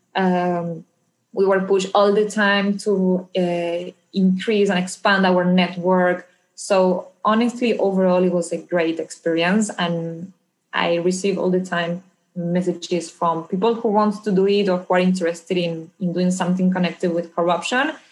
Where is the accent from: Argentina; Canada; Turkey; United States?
Argentina; moved away; I'm originally from Argentina, where I grew up and then became a lawyer.